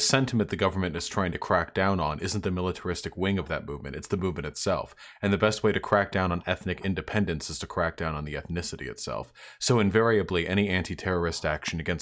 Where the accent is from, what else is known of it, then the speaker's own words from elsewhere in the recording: United States; glad I was born in America.